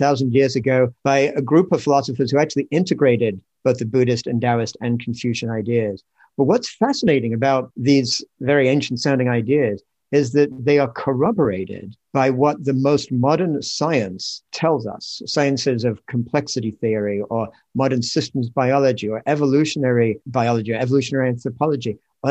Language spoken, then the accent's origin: English; England, United Kingdom; moved away as an adult; now in United States; Well, in fact, I grew up in England, but I came to the States when I was 21 and have spent most of my life since then in the States. So somewhere along the line, my accent got sort of mashed up.